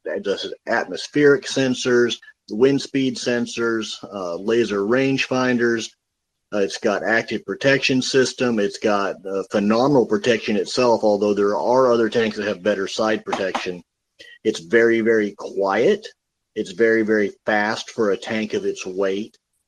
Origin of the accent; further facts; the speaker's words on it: United States; as an American